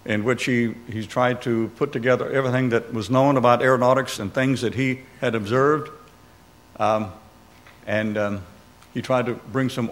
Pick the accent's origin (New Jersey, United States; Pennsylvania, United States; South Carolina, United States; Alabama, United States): Alabama, United States; Birmingham; now in Newport News area, United States; I was born in Birmingham, Alabama, in 1940